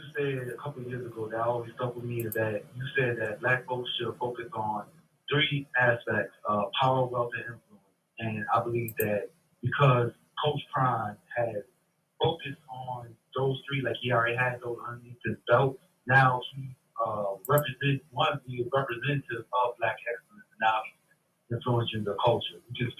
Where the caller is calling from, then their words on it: New Orleans, Louisiana, United States; from New Orleans, B1 family.